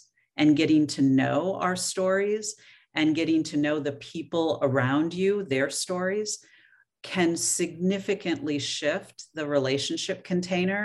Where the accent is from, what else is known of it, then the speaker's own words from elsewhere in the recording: Oregon, United States; moved away; I was born and raised in Oregon, so that always feels like going home